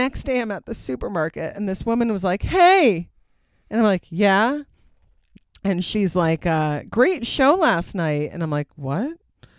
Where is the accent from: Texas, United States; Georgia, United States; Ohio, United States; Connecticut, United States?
Connecticut, United States; Simsbury; It was awesome in my hometown.